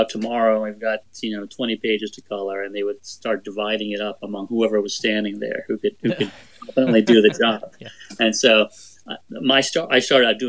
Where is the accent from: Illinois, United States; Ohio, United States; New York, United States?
New York, United States; I grew up in New York